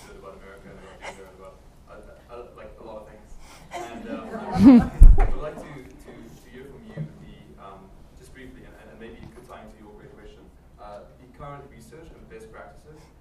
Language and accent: English; South Africa; now in Boston, United States; I'm from South Africa and teach in Boston